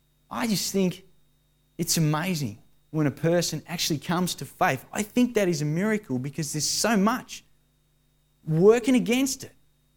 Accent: Australia; being suppressed Australian male that I am.

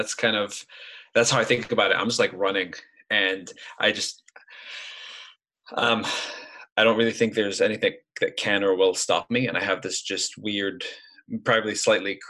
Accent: Lebanon; moved away as an adult; now in United States; I grew up in Lebanon, came to the US, and I went through college here

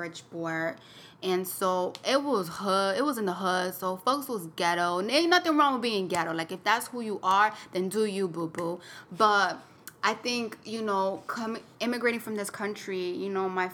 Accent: Cape Verde; now in United States; growing up in Cape Verde

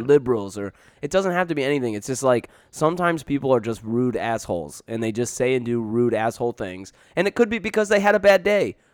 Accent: Canton, Michigan, United States; I grew up right next to Dearborn, I grew up in Plymouth, Canton, Michigan

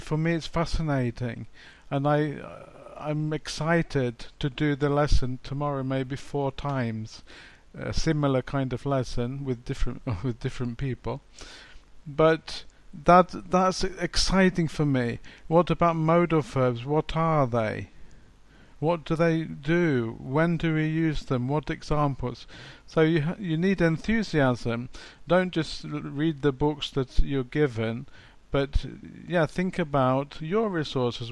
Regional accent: England, United Kingdom; now in Poland; I'm from England. I'm from the UK, but I I currently live in Poland.

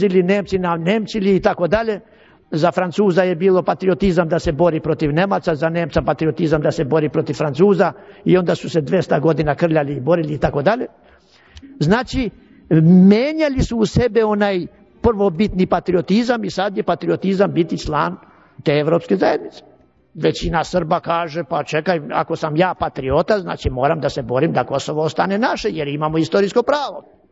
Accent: Serbia; Ja dajem sebi za pravo da govorim kao Srbin.

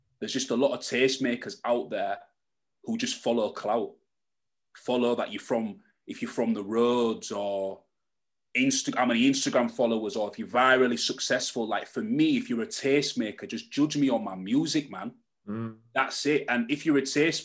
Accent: Hull, Yorkshire and the Humber, United Kingdom; I'm from Hull, where there's no blueprint for acts like me, and there's no industry infrastructure in Hull

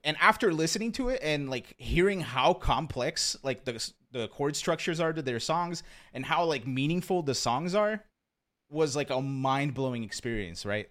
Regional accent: rural Pennsylvania, United States; also born or lived in Brazil; I was born in Brazil, but I grew up in, uh, I grew up in, like, rural Pennsylvania

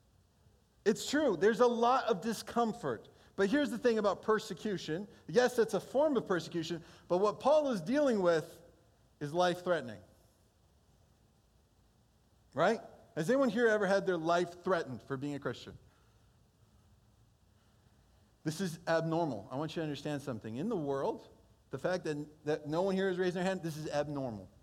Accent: Holland, Michigan, United States; first language Portuguese; English is a second language; also born or lived in Brazil; I grew up most of my school years in Hall, Michigan

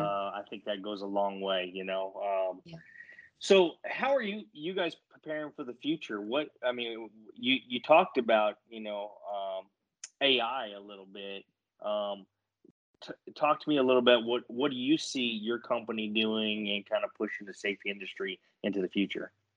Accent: New Mexico, United States; I grew up in New Mexico, so I grew up in your backyard

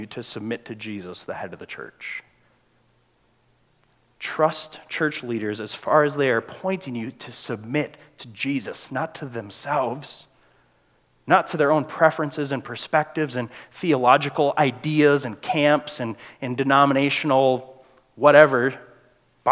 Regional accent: United States; We're Americans

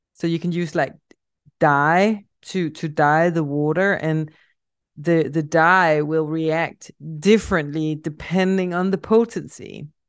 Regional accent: Denmark; accent: Danish; English is a second language; a Danish project that I'm working on. And now you also have the answer to where my accent is coming from

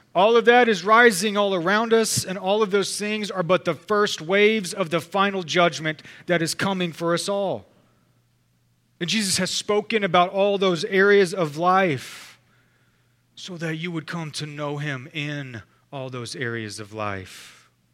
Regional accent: Texas, United States; we're Texan

